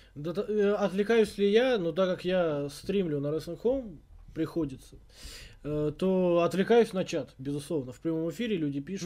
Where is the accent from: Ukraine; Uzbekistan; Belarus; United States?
Uzbekistan; Tashkent; я из Ташкента, из спального района